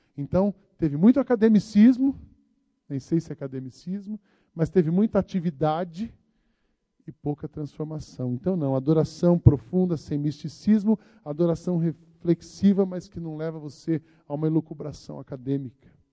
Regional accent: Barbacena, Minas Gerais, Brazil; now in São Paulo, Brazil; o pastor Macorde me conhece desde quando eu era menino, lá em Barbacena

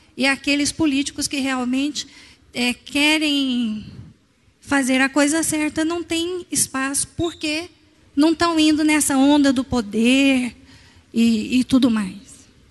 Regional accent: Goiás, Brazil; nós como goianos

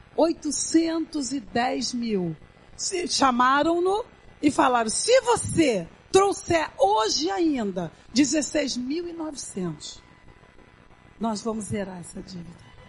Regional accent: Brazil; Eu fui criada na Baixa do Sapateiro, dividindo um ovo para quatro

